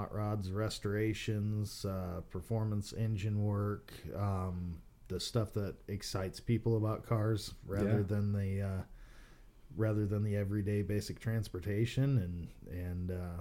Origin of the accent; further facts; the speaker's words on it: Michigan, United States; moved away as an adult; also born or lived in North Dakota; now in Texas, United States; I was originally from Michigan, grew up in Michigan, born and raised, and spent my 20s moving around